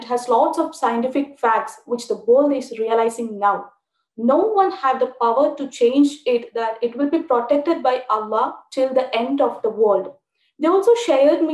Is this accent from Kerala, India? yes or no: yes; Thrissur, Kerala, India; I'm from Thrissur, Kerala. I too was born into an Orthodox Brahmin family